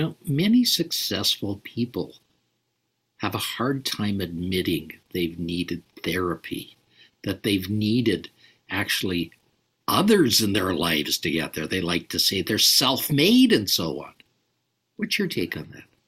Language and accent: English; Calgary, Alberta, Canada; when I was a boy, I grew up in Calgary, Alberta, Canada